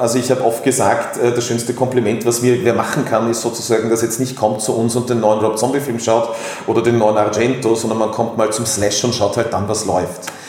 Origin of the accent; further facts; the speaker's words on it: Tyrol, Austria; now in Vienna, Austria; gebürtig in Tirol, äh, dann nach Wien gezogen